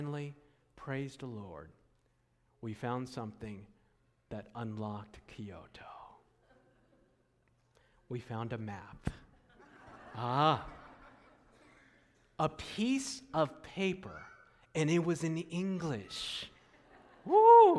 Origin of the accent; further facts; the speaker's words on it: Takoma Park, Maryland, United States; I was born in Tacoma Park, Maryland, at Washington Adventist Hospital.